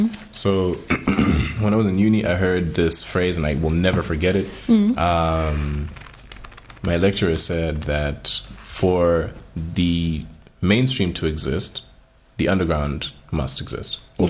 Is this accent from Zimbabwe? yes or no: yes; Zimbabwe; as Zimbabweans